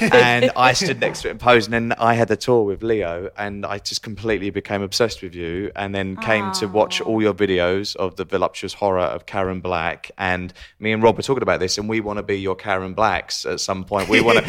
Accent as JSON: {"language": "English", "area": "Essex", "region": "East of England", "country": "United Kingdom", "tie": "born or raised there", "said": "So I'm Essex, which is probably Jersey to New York"}